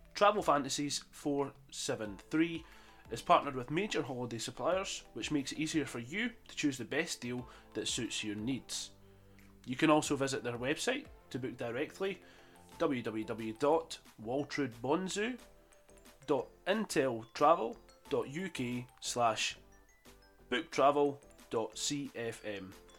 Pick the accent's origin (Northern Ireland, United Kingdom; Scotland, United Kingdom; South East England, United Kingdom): Scotland, United Kingdom; Falkirk; my hometown of Falkirk in Scotland